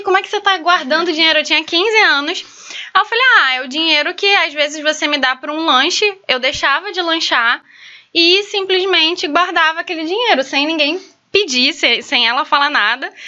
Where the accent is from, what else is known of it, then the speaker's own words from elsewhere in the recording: São Gonçalo, Rio de Janeiro, Brazil; eu sou lá de São Gonçalo